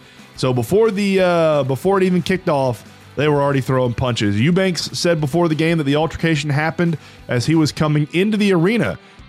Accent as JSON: {"language": "English", "country": "United States", "said": "as an American"}